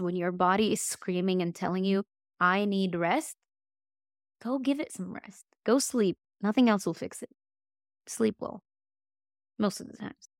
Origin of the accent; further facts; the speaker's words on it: Egypt; now in Dallas, United States; I'm not from Texas. I'm from Egypt.